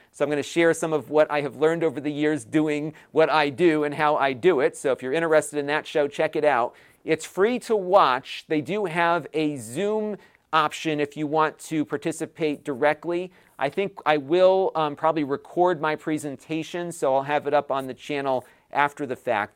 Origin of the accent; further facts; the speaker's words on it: Connecticut, United States; in my home state of Connecticut